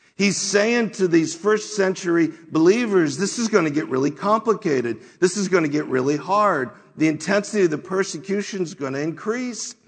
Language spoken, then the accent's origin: English; United States; we as American Christians